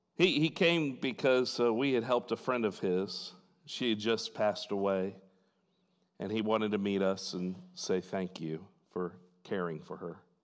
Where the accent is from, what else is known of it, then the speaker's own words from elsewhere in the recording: Fort Wayne, Indiana, United States; In my hometown in Fort Wayne, Indiana